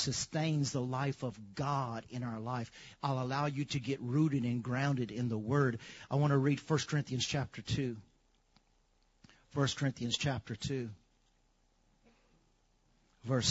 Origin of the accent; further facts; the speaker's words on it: Lafayette, United States; growing up in Lafayette